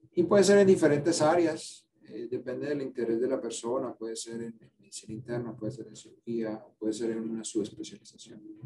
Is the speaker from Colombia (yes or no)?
yes; Cali, Valle del Cauca, Colombia; moved away as an adult; now in United States; Yo nací en Cali, Cali, Colombia